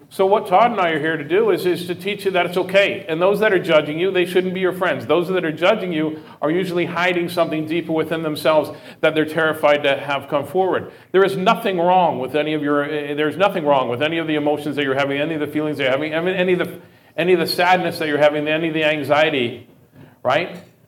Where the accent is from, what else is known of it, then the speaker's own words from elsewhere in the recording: Saskatoon, Saskatchewan, Canada; also born or lived in Regina; I grew up in uh, Saskatoon. I was born in Regina, grew up in Saskatoon.